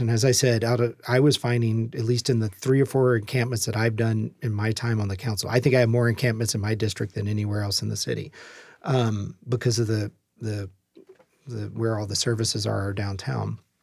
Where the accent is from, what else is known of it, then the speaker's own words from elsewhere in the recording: Louisiana, United States; moved away as an adult; now in Tacoma, United States; I can cook gumbo because I'm from Louisiana